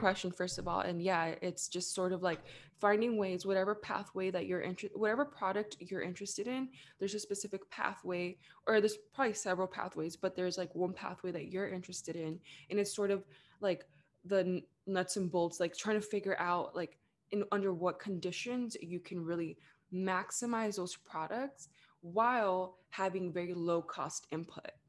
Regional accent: Los Angeles, California, United States; also born or lived in Orange County; I was born and raised in the Greater Los Angeles area, so actually, I was born in East L

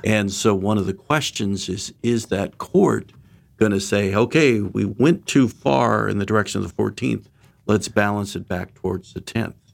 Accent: Orange County, California, United States; I grew up in Orange County, California

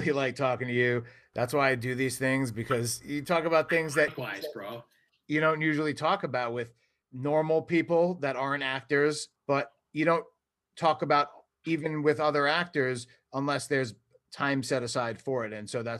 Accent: New York, United States; accent: New York; my New York accent

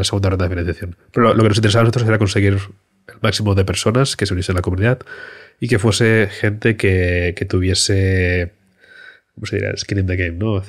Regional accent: Barcelona, Catalonia, Spain; moved away as an adult; also born or lived in China / London; nos volvemos a Barcelona, que es de donde soy

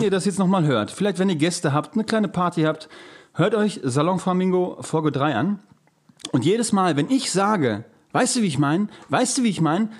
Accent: Germany; als Deutscher

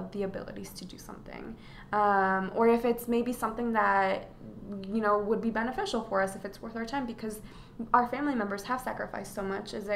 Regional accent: Des Moines, Iowa, United States; also born or lived in Atlacomulco, Mexico; when we first moved to the U.S., we grew up in the Des Moines area

